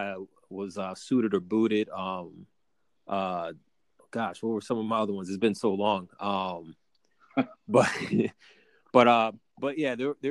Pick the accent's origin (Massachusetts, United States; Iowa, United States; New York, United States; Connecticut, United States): Connecticut, United States; my hometown in Connecticut